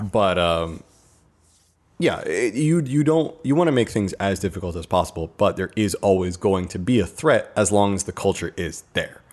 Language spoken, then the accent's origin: English; United States